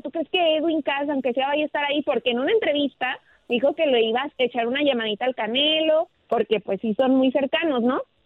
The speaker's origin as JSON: {"language": "Spanish", "country": "Mexico", "said": "como orgullosa mexicana"}